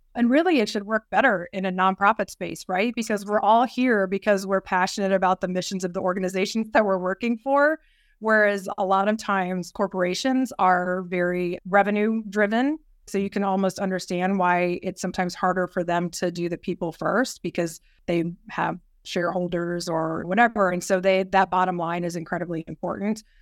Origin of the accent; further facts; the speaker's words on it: Yorktown, Virginia, United States; moved away as an adult; also born or lived in Washington, D.C.; I grew up in Southern Virginia, down near Yorktown. My dad retired military